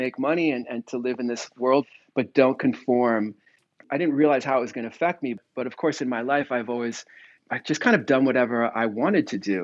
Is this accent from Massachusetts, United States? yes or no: no; near San Francisco, Northern California, United States; I grew up in Northern California, near San Francisco